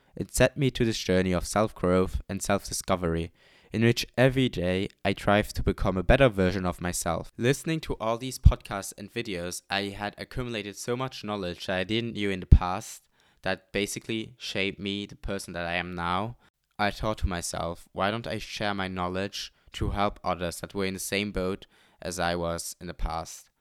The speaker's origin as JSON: {"language": "English", "country": "Luxembourg", "moved": "as an adult", "lives_now": "Amsterdam, Netherlands", "said": "I'm not native to the Netherlands, I'm from Luxembourg. I came here for my study and have been living here in this beautiful city for almost three years now."}